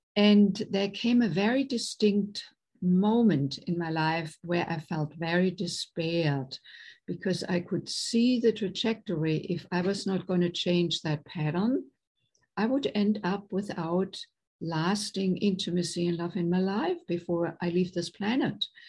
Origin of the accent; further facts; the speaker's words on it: Germany; English is a second language; moved away as an adult; now in United States; I was raised in Germany, born and raised in Germany, and came to the United States in my late 20s